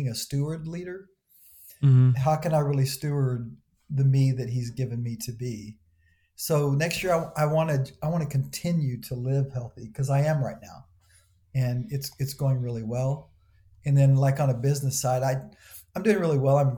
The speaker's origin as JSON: {"language": "English", "region": "the South", "country": "United States", "said": "I'm from the South"}